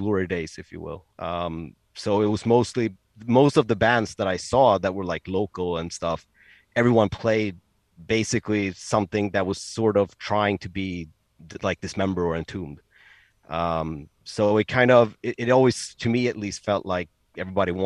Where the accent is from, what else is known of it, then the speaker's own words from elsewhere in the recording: Stockholm, Stockholm County, Sweden; born and raised here in Stockholm. I live like 15 minutes south of downtown Stockholm, and I've lived in Stockholm my entire life